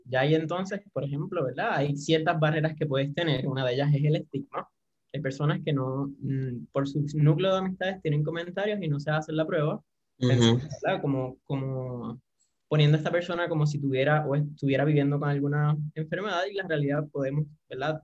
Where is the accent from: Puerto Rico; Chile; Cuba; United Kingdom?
Puerto Rico; soy de Puerto Rico